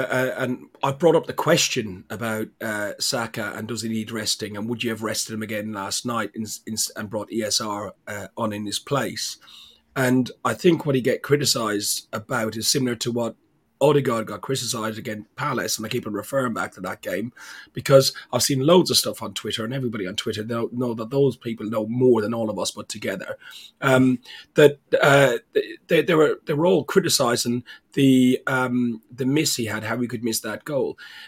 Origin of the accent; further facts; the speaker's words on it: Ireland; Martinez, listen, you know I'm Irish dyslexic and I can't pronounce your name.